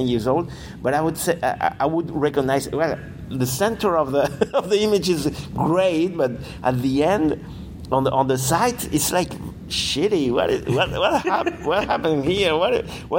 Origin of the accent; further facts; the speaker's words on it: Granada, Andalusia, Spain; moved away as an adult; also born or lived in Madrid; I was in fine arts school in Granada, uh-huh. My hometown.